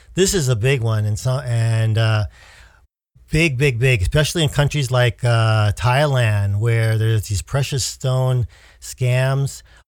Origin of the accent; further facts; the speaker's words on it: United States